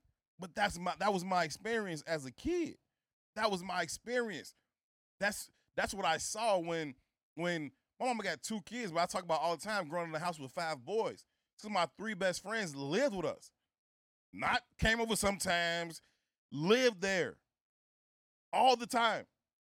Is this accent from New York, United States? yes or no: no; Chicago, Illinois, United States; I'm from the South Side of Chicago. I don't come from, you know, this extravagant, luxurious lifestyle.